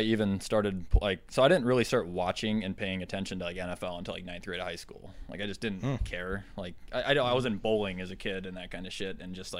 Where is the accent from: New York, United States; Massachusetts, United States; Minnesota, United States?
Minnesota, United States; I'm from Minnesota.